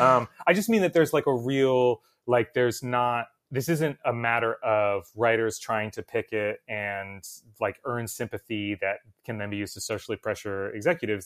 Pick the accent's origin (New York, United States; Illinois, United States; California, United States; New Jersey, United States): New Jersey, United States; I'm from New Jersey